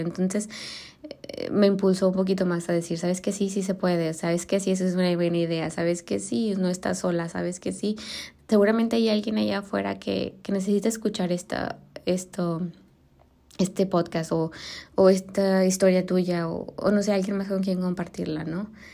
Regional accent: Mexico; moved away; also born or lived in Germany; soy mexicana

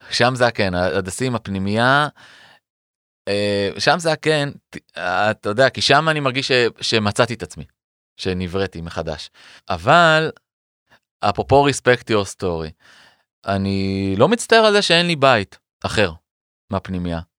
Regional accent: Beersheba, Southern District, Israel; born there; also born or lived in Ramat Aviv / Arad / Lotem / Metzuba; ונולדתי בסורוקה בבאר שבע, וששם נקודת הפתיחה של חיי, ו... ורמת אביב ג', וערד, והפנימייה, וקיבוץ לוטם ומצובה בצפון, ותל אביב.

